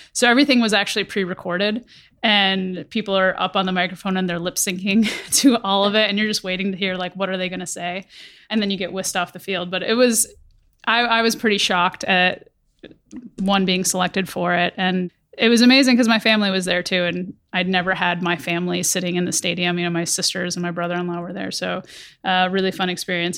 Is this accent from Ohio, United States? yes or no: yes; Conneaut, Ohio, United States; also born or lived in Karachi, Pakistan; grew up in small town Ohio, very small town in Northeast Ohio called Kaniet